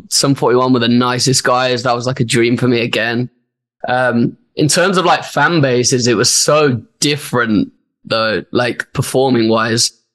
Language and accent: English; Birmingham, West Midlands, United Kingdom; my hometown as well in Birmingham